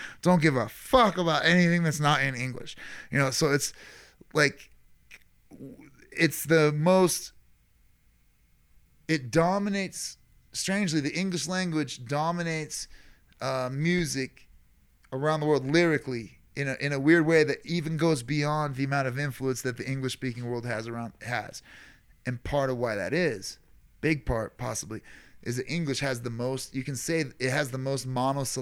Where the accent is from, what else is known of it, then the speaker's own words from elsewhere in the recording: Ireland; us being Irish